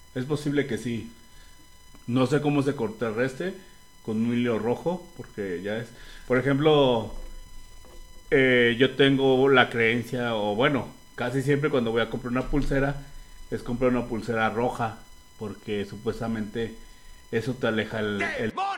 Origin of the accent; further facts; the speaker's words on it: Mexico; como mexicano tenemos muchas creencias